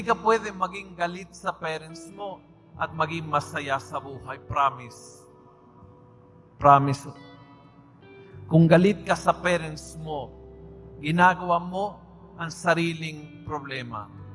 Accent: Argentina; Tagalog is a second language; moved away as an adult; now in Philippines; Nung ako'y bata pa, bata, binatilyo, sa aming bansa, taga-Argentina po ako, taga-probinsya po ako, sa aming bansa

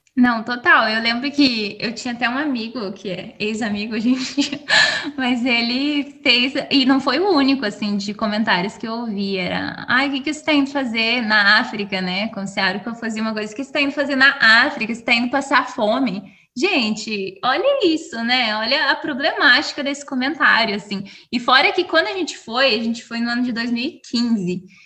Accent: Curitiba, Paraná, Brazil; also born or lived in Rio de Janeiro; now in Seattle, United States; Eu sou curitibana, curitibana que não gosta de frio, é, que eu mudei para o Rio antes de vir para os Estados Unidos

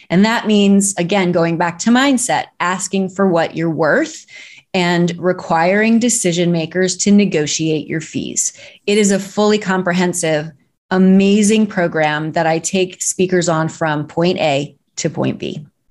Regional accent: Arnold, Missouri, United States; moved away; I'm from Arnold, Missouri, and I studied dance starting at age seven

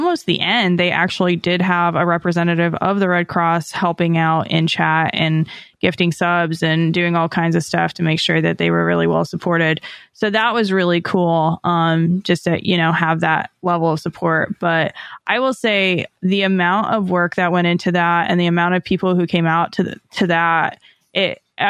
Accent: Southern California, United States; moved away; I'm from SoCal

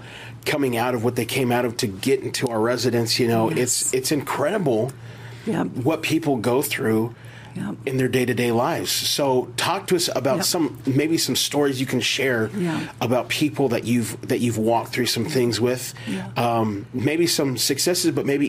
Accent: Las Vegas, Nevada, United States; also born or lived in McKinney, Texas; I grew up here in Vegas. I moved away for a little bit, and I worked at a homeless shelter in McKinney, Texas.

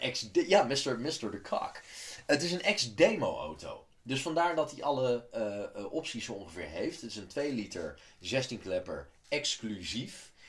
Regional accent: Amsterdam, North Holland, Netherlands; ik ben deels opgegroeid in Amsterdam

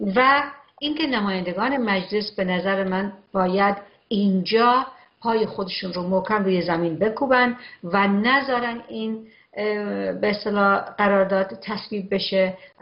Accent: Iran; به عنوان یک ایرانی

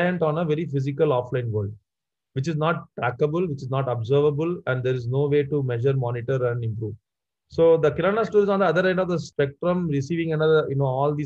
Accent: Madurai, Tamil Nadu, India; moved away; I come from a deep southern town called Madurai

